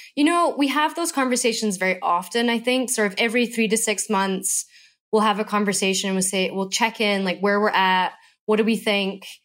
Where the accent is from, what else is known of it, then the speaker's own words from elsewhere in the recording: Scotland, United Kingdom; moved away; I'm from Scotland.